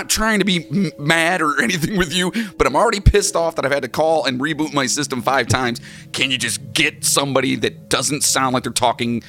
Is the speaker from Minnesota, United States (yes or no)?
yes; Minnesota, United States; Oh, yeah, well, we're from Minnesota, yeah. Don't you know? It's very thick.